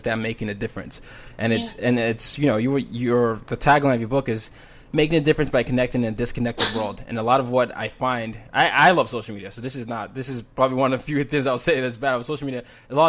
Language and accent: English; Nigeria; moved away; Because I'm Nigerian